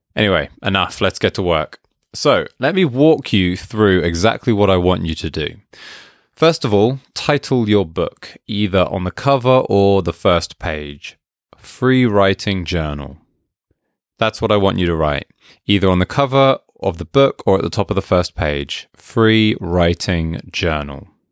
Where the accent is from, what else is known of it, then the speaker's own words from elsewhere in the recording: United Kingdom; being British